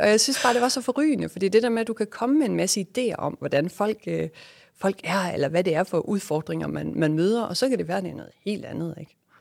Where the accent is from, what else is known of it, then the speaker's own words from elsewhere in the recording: West Jutland, Southern Denmark, Denmark; moved away as an adult; also born or lived in Malaysia / Australia / New York / Aarhus; vi jo øh, selv er født og opvokset i, i et lille lokalsamfund i Vestjylland